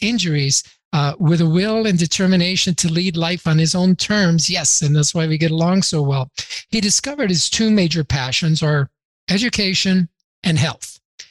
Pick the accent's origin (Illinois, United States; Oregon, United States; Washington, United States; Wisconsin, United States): Illinois, United States; Chicago; now in Denver, United States; I grew up in Chicago